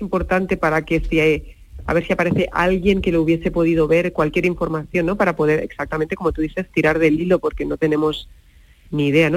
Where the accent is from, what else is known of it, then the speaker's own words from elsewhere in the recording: Catalonia, Spain; moved away; Nosotros somos catalanes